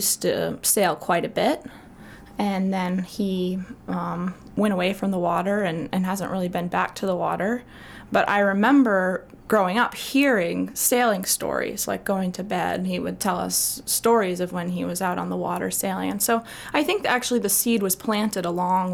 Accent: South Portland, Maine, United States; I grew up in South Portland, so just across the bridge

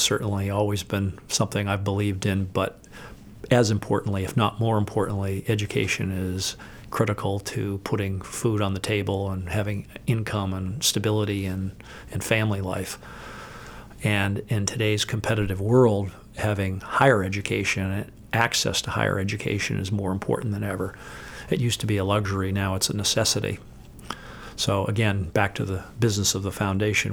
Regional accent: Waterville, Maine, United States; I grew up in Waterville

